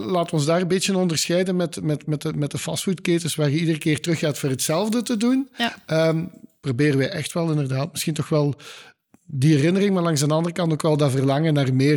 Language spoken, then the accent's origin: Dutch; Limburg, Flanders, Belgium; als Limburgers is dat zo'n beetje onze DNA